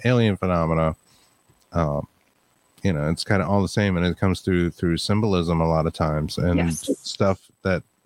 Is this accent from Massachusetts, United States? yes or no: yes; Massachusetts, United States; accent: Boston